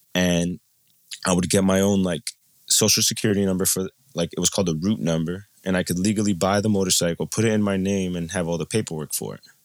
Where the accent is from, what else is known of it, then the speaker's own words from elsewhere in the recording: New Jersey, United States; also born or lived in Colombia; I'm from New Jersey, and I'm a traveler